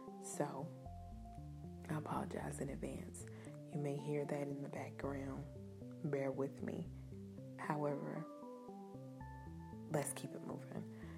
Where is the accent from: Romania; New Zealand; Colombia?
New Zealand; I am Kiwi.